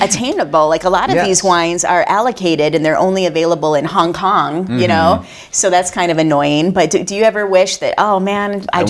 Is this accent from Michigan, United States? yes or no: yes; Flint, Michigan, United States; I'm from Flint, Michigan, and I did not grow up eating well.